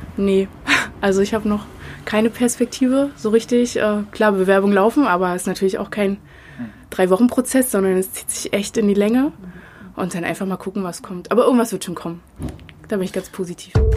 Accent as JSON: {"language": "German", "town": "Potsdam", "region": "Brandenburg", "country": "Germany", "tie": "born or raised there", "said": "bin in Potsdam geboren und aufgewachsen"}